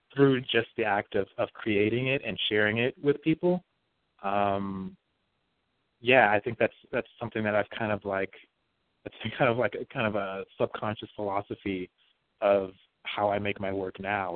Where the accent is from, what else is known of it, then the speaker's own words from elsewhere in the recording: Las Vegas, Nevada, United States; moved away; also born or lived in Bakersfield, California; Grew up in Las Vegas, um, Nevada